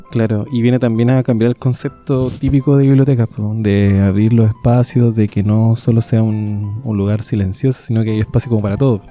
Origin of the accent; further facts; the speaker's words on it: Coquimbo, Chile; yo soy de acá, soy de Coquimbo.